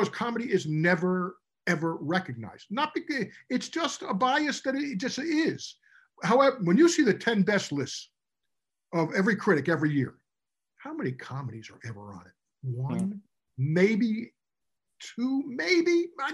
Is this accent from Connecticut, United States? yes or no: no; Union, New Jersey, United States; also born or lived in Newark, New Jersey; I was born in Newark and grew up in Union